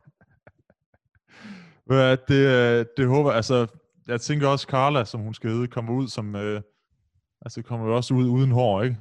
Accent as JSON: {"language": "Danish", "town": "Aarhus", "region": "Central Denmark Region", "country": "Denmark", "tie": "born or raised there", "said": "hvor jeg voksede op i Brabrand"}